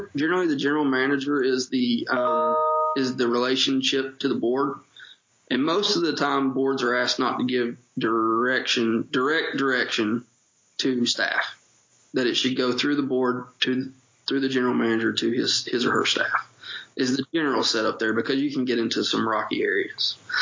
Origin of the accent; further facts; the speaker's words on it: Paintsville, Kentucky, United States; accent: Eastern Kentucky; I- am originally from Paintsville, Kentucky, proud Eastern Kentuckian, as you'll hear in my accent. I've never gotten rid